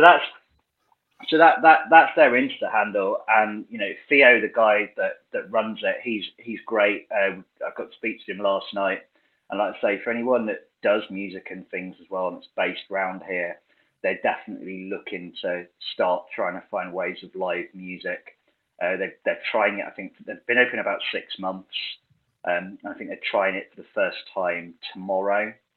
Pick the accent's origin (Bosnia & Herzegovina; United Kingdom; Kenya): United Kingdom; as a Brit